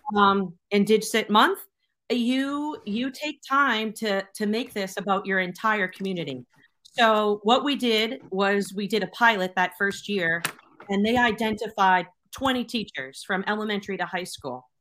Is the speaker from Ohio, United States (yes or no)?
no; Boston, Massachusetts, United States; now in Connecticut, United States; I'm from Boston. I still have that six one seven telephone number